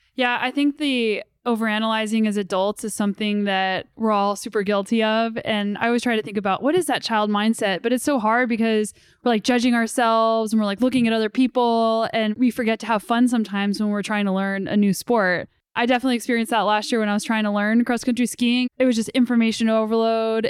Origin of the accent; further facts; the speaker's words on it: New Mexico, United States; moved away; I'm originally from New Mexico and my parents still live there.